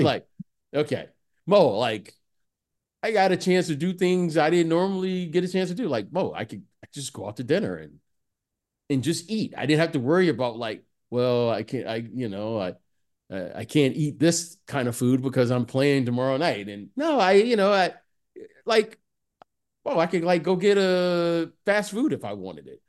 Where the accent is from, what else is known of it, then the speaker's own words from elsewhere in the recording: Detroit, Michigan, United States; I'm a kid who grew up in the, in, in Detroit